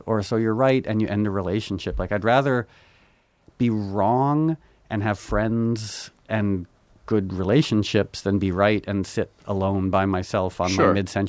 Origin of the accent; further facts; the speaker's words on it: New York, United States; born there; I was born in New York.